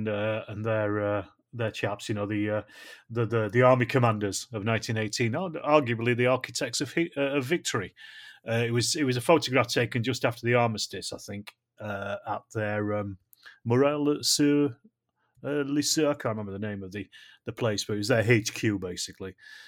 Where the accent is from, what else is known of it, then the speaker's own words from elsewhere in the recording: Ireland; now in California, United States; So I'm the Irish guy who's in California.